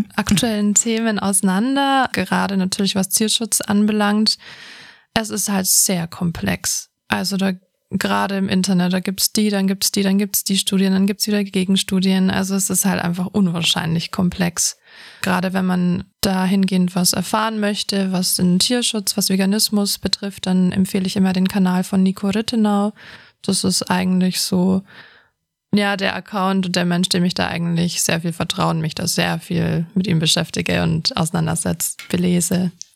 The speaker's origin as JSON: {"language": "German", "region": "Bavaria", "country": "Germany", "tie": "born or raised there", "said": "Ich bin ja hier in Bayern aufgewachsen"}